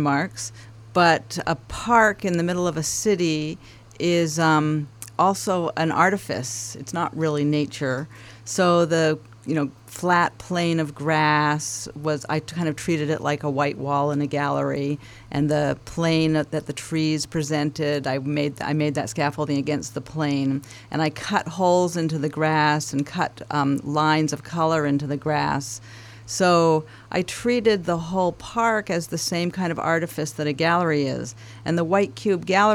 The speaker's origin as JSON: {"language": "English", "town": "Vancouver", "region": "British Columbia", "country": "Canada", "tie": "born or raised there", "said": "in Vancouver, where I grew up, in Canada"}